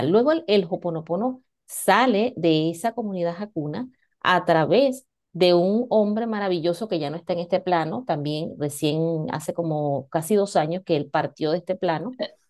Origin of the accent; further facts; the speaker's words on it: Venezuela; moved away as an adult; now in Spain; para los que no, no me conocen, pues soy venezolana y tengo aproximadamente cinco, voy para seis años acá en, en España.